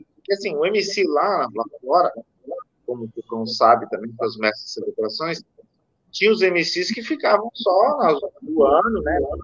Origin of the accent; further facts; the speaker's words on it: Brazil; nós somos brasileiros